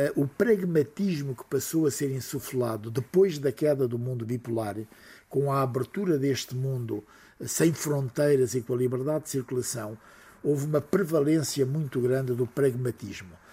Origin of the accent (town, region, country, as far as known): Portugal